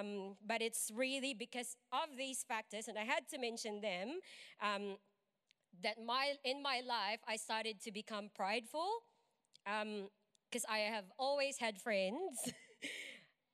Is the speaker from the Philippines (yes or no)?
yes; Philippines; moved away as an adult; I am from the Philippines. I've been here for like 8 or 9 years now